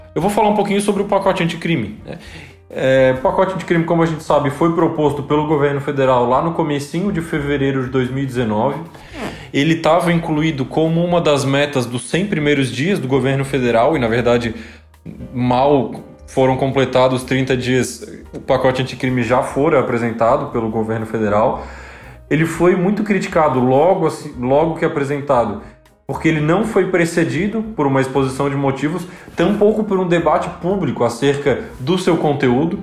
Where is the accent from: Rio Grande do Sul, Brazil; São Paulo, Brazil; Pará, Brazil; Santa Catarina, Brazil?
Santa Catarina, Brazil; Nós três somos aqui de Santa Catarina